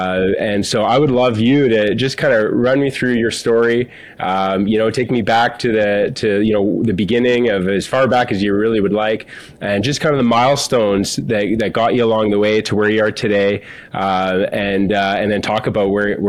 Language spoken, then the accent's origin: English; Brandon, Manitoba, Canada; I grew up in Brandon, Manitoba.